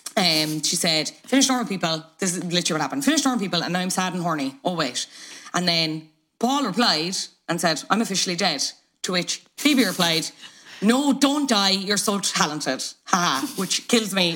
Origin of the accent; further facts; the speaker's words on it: Ireland; two Irish people